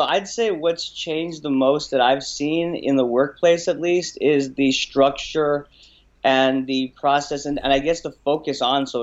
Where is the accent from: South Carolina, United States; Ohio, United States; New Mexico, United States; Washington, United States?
New Mexico, United States; just outside of Albuquerque; moved away as an adult; also born or lived in Pennsylvania; So I grew up, was born and raised in New Mexico, mm-hmm. just outside of Albuquerque